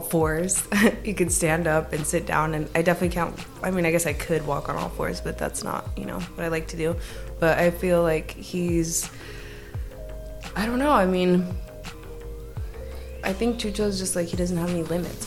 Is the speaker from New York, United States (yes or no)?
no; Chula Vista, California, United States; moved away as an adult; now in Los Angeles, United States; I'm originally from San Diego, Chula Vista